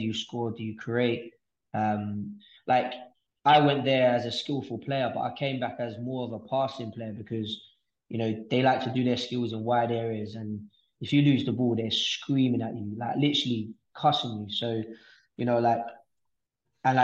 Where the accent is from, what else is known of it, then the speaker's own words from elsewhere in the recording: London, United Kingdom; growing up in East London